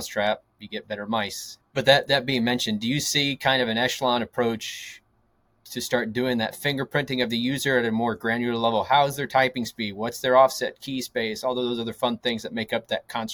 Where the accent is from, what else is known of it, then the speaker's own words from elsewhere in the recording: United States; being American